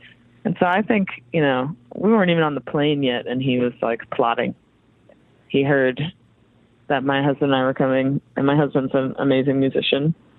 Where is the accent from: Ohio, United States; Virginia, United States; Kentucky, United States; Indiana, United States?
Virginia, United States; Fredericksburg; moved away as an adult; also born or lived in Beijing, China; now in New York, United States; I'm from Virginia. So Fredericksburg.